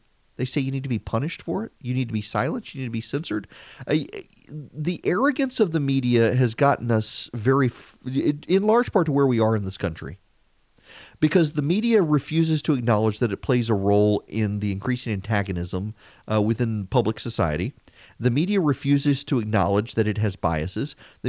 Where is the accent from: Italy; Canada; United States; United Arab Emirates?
United Arab Emirates; Dubai; I never was because I grew up in Dubai at that age, and it wasn't something that I ever encountered, the car culture.